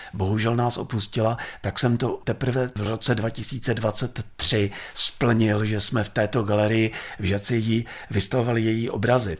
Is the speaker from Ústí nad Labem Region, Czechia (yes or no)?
yes; Žatec, Ústí nad Labem Region, Czechia; já jsem taky ze Žatce